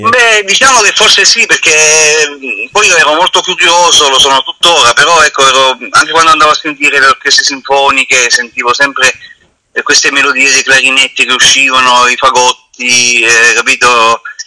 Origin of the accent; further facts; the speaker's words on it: Roseto degli Abruzzi, Abruzzo, Italy; io sono di Roseto